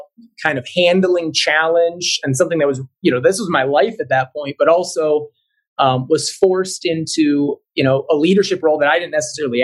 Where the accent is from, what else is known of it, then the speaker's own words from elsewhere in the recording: Cleveland, Ohio, United States; I'm originally from the Cleveland area, and I'm the kind of sports was life type of kid growing up.